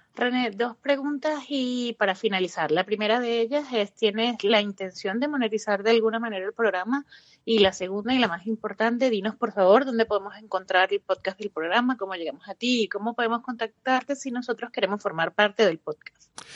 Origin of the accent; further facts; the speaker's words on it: Venezuela; eres de Venezuela como yo